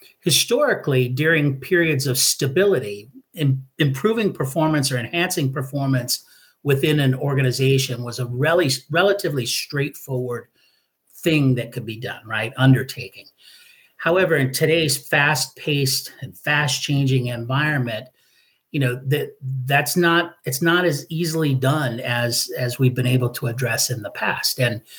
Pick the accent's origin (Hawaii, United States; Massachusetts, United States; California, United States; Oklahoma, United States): Hawaii, United States; And I grew up in Hawaii. I was a military brat and spent the bulk of my time in Hawaii.